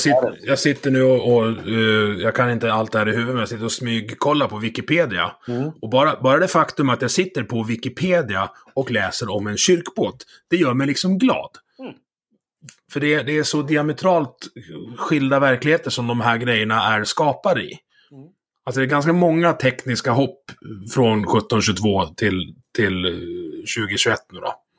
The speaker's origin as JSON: {"language": "Swedish", "region": "Dalarna County", "country": "Sweden", "tie": "born or raised there", "said": "sjön där, där jag, där jag är uppvuxen."}